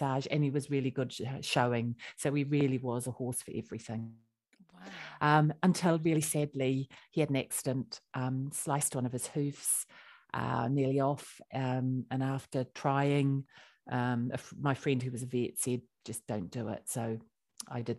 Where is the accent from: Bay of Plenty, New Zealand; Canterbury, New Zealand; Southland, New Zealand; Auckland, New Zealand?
Canterbury, New Zealand; Christchurch; moved away as an adult; now in United Kingdom; I come from Christchurch, so by the sea.